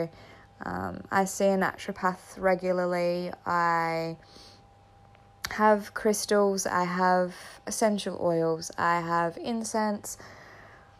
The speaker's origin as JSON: {"language": "English", "town": "Katherine", "region": "Northern Territory", "country": "Australia", "tie": "born or raised there", "also_born_or_lived": "Townsville, Queensland", "lives_now": "Darwin, Australia", "said": "I was raised in Katherine"}